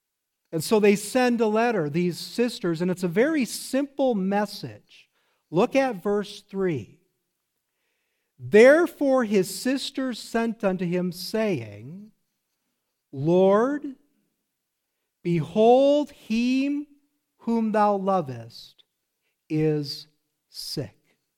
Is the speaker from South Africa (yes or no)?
yes; South Africa; Where are you from? I'm from South Africa. That's where I live.